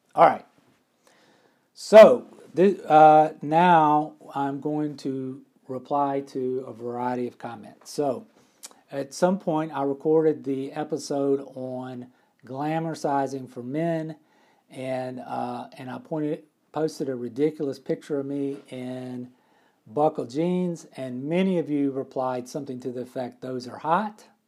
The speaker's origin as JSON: {"language": "English", "town": "McComb", "region": "Mississippi", "country": "United States", "moved": "yes", "said": "I am from Mississippi"}